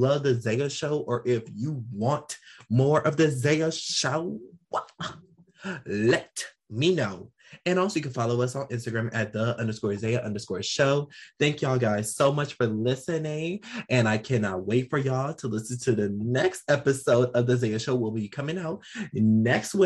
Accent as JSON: {"language": "English", "country": "United States", "said": "I'm an American"}